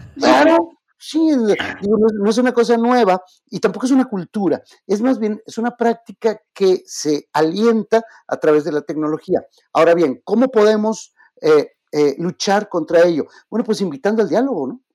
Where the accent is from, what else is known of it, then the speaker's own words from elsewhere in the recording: Mexico; yo soy mexicano